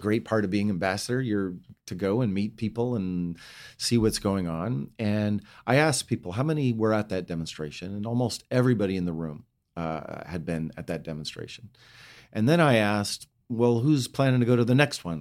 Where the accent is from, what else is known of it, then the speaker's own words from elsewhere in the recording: Bozeman, Montana, United States; also born or lived in Butte, Montana; now in Palo Alto, United States; we moved from Butte to Bozeman